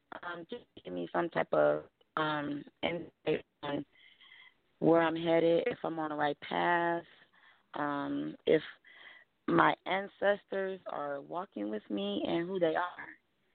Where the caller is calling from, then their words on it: Madison Heights, Michigan, United States; I'm calling from Madison Heights, Michigan.